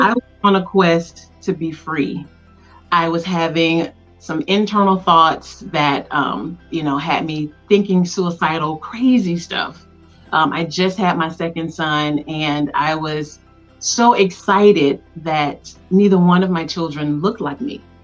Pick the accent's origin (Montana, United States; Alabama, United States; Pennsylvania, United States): Alabama, United States; Tuskegee; born and raised in Tuskegee, Alabama